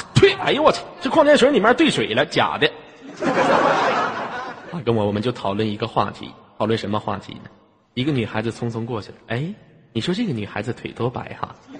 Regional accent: Inner Mongolia, China; 我来自于非常美丽的内蒙古大草原

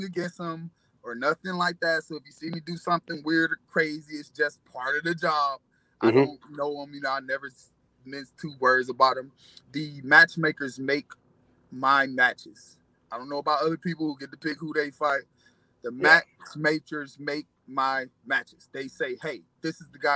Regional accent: Cleveland, Ohio, United States; I'm from Cleveland, Ohio

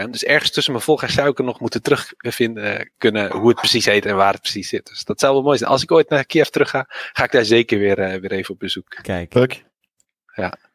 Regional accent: Netherlands; Als Nederlander.

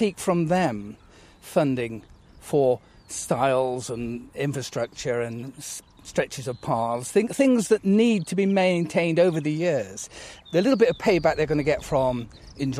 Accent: the Cotswolds, South West England, United Kingdom; I was born and brought up in the Cotswolds

